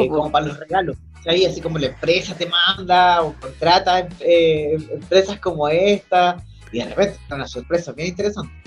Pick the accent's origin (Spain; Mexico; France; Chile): Chile; nosotros como chilenos